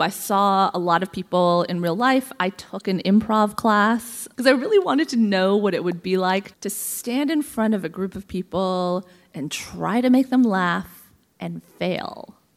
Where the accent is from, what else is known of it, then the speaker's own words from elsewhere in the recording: Columbus, Ohio, United States; I was born in Columbus, Ohio, of all places